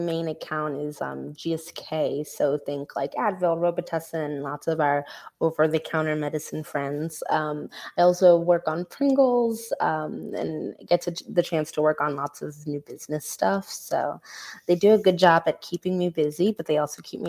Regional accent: New York City, New York, United States; I'm from Brooklyn, New York, born and raised

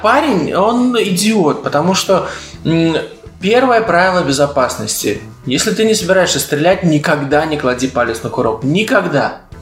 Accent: Latvia; accent: Baltic; я из Латвии

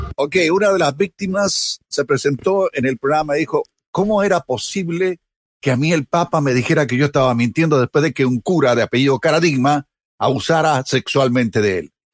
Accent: Chile; mi país, en Chile

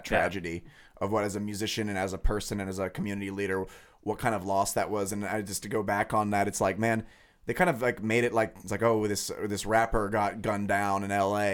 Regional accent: Lawrence, Kansas, United States; I grew up in Lawrence. I've lived in Lawrence for, you know, twenty-five years

